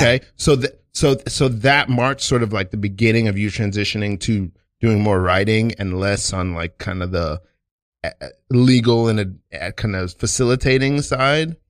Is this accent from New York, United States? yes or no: yes; New York City, New York, United States; being from Brooklyn